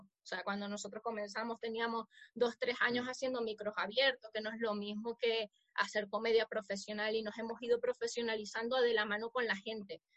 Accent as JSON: {"language": "Spanish", "region": "Zulia", "country": "Venezuela", "moved": "yes", "lives_now": "Spain", "said": "la mm. zona de donde somos, que se llama el Zulia"}